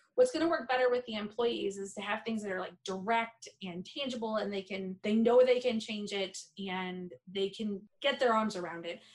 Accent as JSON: {"language": "English", "region": "Michigan", "country": "United States", "also_born_or_lived": "South Carolina", "said": "I'm from a dairy farm in mid-Michigan"}